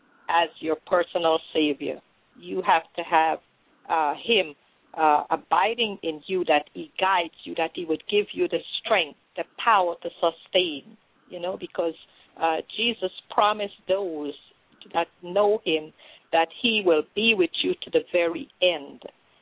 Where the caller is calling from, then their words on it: Orlando, Florida, United States; I'm calling from Orlando